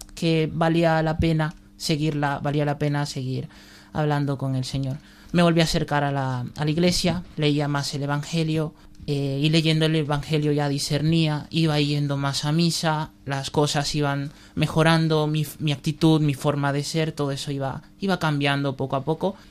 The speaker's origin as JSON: {"language": "Spanish", "town": "Valencia", "region": "Valencian Community", "country": "Spain", "said": "soy de Valencia, tengo 20 años"}